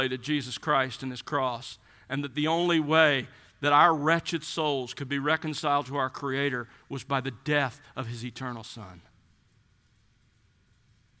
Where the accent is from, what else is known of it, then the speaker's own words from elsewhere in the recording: South Alabama, United States; When I was growing up in South Alabama, our family had boxer bulldogs